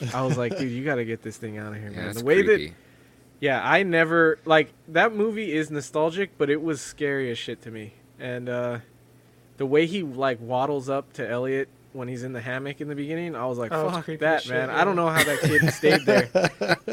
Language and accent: English; California, United States; Growing up in California